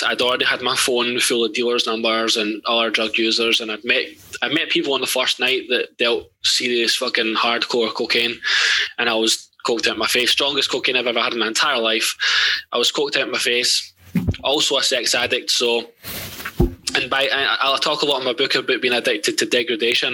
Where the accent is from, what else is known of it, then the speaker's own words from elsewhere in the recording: Ladywell, London, United Kingdom; I grew up in Ladywell